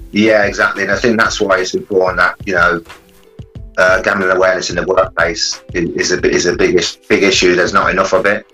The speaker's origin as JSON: {"language": "English", "town": "Coventry", "region": "West Midlands", "country": "United Kingdom", "tie": "born or raised there", "said": "from nine years old, growing up in Coventry"}